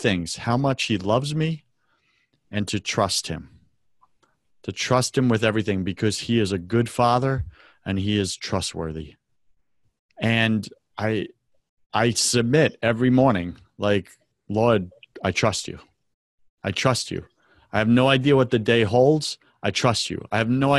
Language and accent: English; United States; our very right to worship could be taken from us as an American people